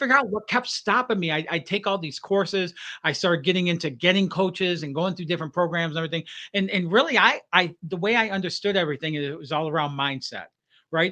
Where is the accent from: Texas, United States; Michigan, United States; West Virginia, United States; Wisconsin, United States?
Michigan, United States; Detroit; growing up in Detroit area